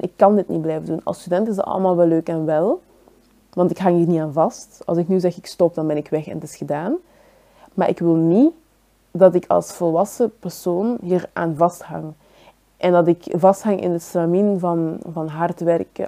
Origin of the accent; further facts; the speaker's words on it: Belgium; Ik ben zelf hier geboren in België, maar dat maakt mij niet per se enkel Belg.